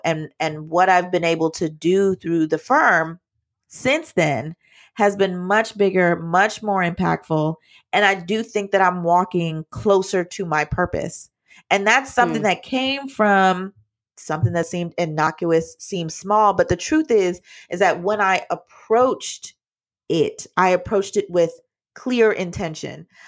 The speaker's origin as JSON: {"language": "English", "country": "Jamaica", "said": "I'm Jamaican"}